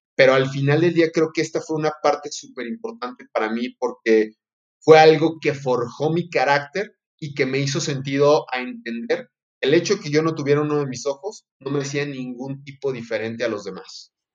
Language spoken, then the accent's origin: Spanish; Durango, Mexico; also born or lived in Salamanca, Guanajuato; nacido en la ciudad de Salamanca, Guanajuato, pero por azares del destino, por trabajo de mi padre, yo caí a vivir a, Durango, así es que soy norteño a más no poder